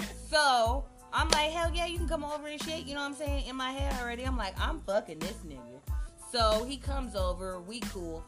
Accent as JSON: {"language": "English", "town": "Las Vegas", "region": "Nevada", "country": "United States", "said": "I'm from Vegas"}